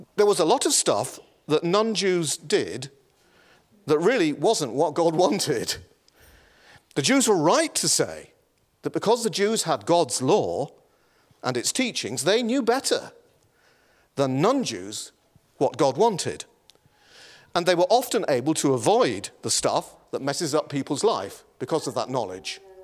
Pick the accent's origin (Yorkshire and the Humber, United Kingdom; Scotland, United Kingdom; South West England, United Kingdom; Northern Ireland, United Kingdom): Yorkshire and the Humber, United Kingdom; moved away; I was raised in the county